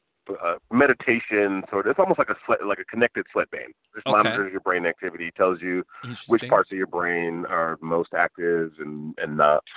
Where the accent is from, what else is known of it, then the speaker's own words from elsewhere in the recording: Michigan, United States; I grew up in Michigan and worked in engineering